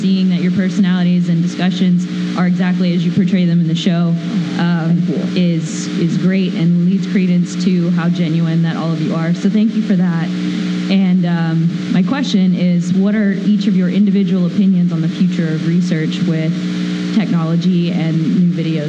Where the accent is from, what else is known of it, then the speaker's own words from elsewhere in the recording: Texas, United States; moved away; I'm originally from Texas.